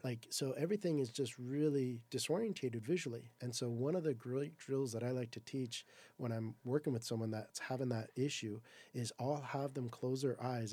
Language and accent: English; Southern California, United States; I'm from Southern California